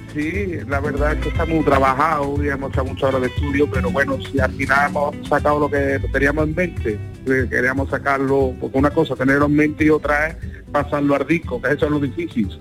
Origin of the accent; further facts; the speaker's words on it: Córdoba, Andalusia, Spain; soy de Córdoba